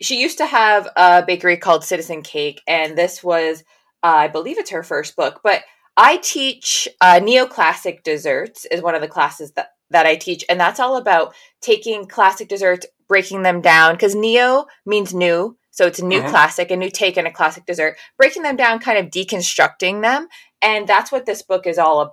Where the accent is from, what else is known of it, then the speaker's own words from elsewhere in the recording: New England, United States; I grew up in New England